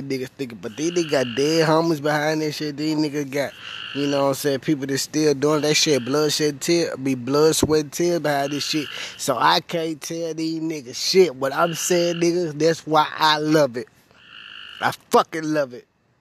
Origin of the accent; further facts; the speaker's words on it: Memphis, Tennessee, United States; moved away; I come from Memphis